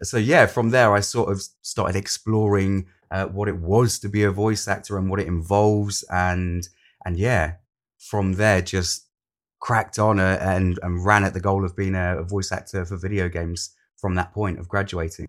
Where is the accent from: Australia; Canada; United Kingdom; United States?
United Kingdom; Lincolnshire, East Midlands; moved away as an adult; also born or lived in London; I'm originally from Lincolnshire, and I moved from Lincolnshire to London to study an acting course